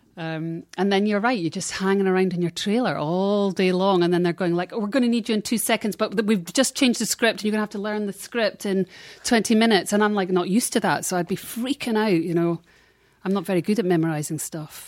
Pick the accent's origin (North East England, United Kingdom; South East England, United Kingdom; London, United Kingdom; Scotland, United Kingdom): Scotland, United Kingdom; now in Los Angeles, United States; in Scotland, you felt part of the United Kingdom